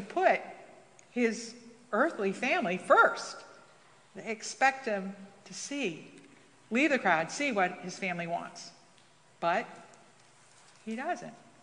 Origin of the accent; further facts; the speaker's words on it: New York, United States; moved away; as a New Yorker